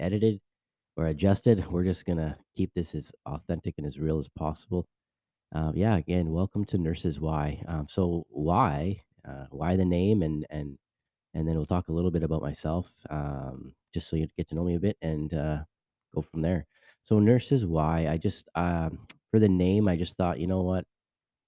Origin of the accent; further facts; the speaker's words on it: Vancouver, British Columbia, Canada; moved away as an adult; now in Orlando, United States; I'm actually originally from Vancouver, Canada. I live now here in Lake Nona, which is a part of Orlando, Florida